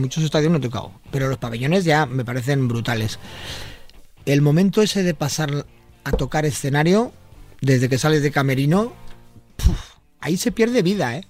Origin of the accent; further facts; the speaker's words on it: Bilbao, Basque Country, Spain; cuando naces en Bilbao eh, eres de la Virgen de Begoña y del Atleti